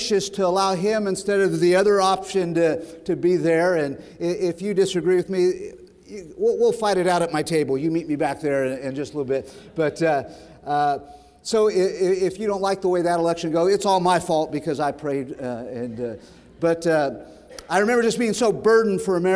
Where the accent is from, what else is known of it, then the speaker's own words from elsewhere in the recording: Sacramento, California, United States; I grew up in Sacramento when Rush Limbaugh was starting out